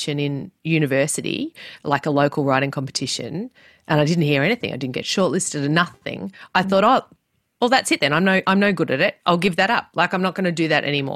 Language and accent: English; Melbourne, Victoria, Australia; I grew up in Melbourne, not very far from where I live right now